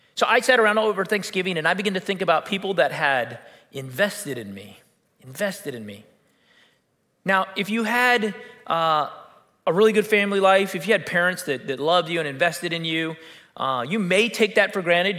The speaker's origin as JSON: {"language": "English", "country": "United States", "said": "we're American"}